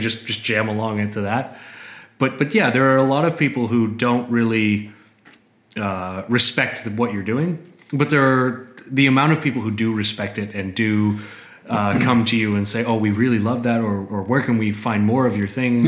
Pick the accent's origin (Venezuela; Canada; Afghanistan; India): Canada; moved away as an adult; also born or lived in Toronto, Canada; now in Berlin, Germany; I come from Canada.